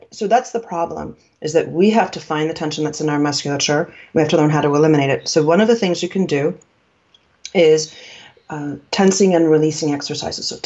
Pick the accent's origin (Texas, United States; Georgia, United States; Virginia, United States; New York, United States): New York, United States; I'm from New York. We had meat on a hook uh, in the meatpacking district in the old days.